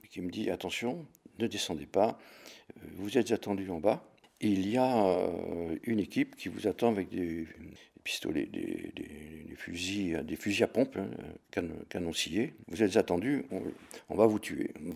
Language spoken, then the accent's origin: French; Jonchères, Auvergne-Rhône-Alpes, France; also born or lived in Lyon; now in Hautes-Alpes, France; Je suis né le 3-12-1944 à Jonchère dans la Drôme. C'était pendant la guerre où, mes parents se réfugiaient